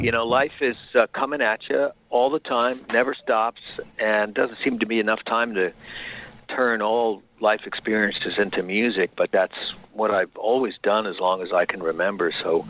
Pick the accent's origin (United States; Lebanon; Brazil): United States; New York; now in California, United States; they make fun of my California accent, because they don't sound like I'm from Long Island anymore.